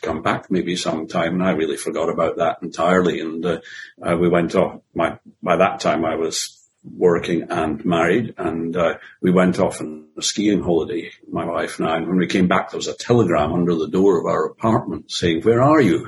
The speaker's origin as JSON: {"language": "English", "area": "Edinburgh and Aberdeen", "region": "Scotland", "country": "United Kingdom", "tie": "born or raised there", "also_born_or_lived": "Glasgow", "moved": "yes", "lives_now": "Australia", "said": "I was born in Glasgow, but only managed to stay there for about 6 weeks before I was moved to Edinburgh. And I grew up in Edinburgh and Aberdeen."}